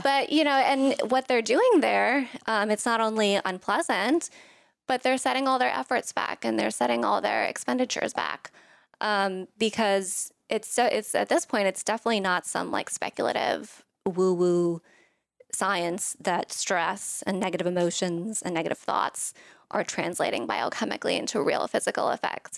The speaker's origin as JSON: {"language": "English", "country": "Thailand", "moved": "yes", "said": "I'm from Thailand, um, and my family was there."}